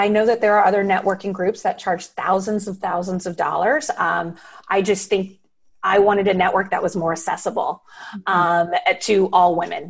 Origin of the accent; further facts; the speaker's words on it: Guam; born there; also born or lived in San Francisco; I was born in Guam, you know, and while my dad was in the Navy. And then it wasn't until he retired and we were in San Francisco that I was at one high school for 4 years.